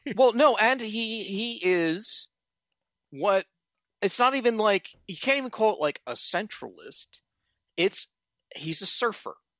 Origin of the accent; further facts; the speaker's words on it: Philadelphia, Pennsylvania, United States; now in Washington, D.C., United States; I was born in, in Philly and now I'm in D C